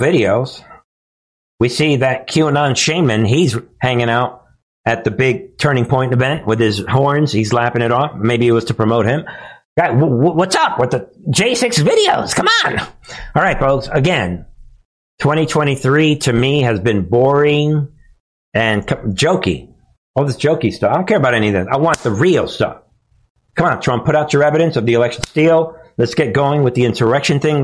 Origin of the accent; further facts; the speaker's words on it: New York, United States; I'm from New York